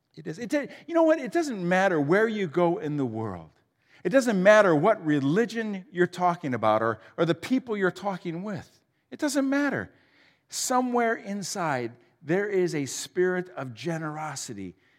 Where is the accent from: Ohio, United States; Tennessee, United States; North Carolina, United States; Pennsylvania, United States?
Ohio, United States; Huron; I grew up in Huron, uh, just down the road